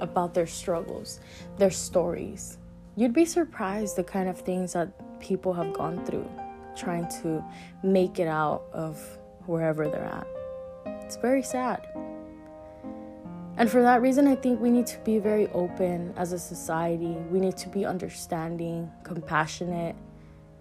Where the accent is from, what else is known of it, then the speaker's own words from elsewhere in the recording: United States; I was born here in the United States. My parents are from Mexico